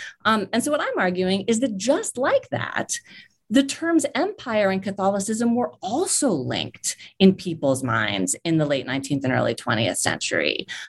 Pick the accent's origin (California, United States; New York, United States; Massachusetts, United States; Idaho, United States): California, United States; San Francisco; I'm from San Francisco. So this was a local event and local history to me.